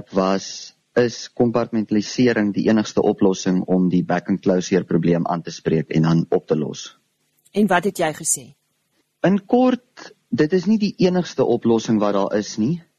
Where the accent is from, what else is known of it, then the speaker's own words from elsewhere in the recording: Karoo, South Africa; Um ek was tot en met graad 8 toe op Hoërskool Vryseberg waar ek vandaan kom, die klein plekjie in die Karoo.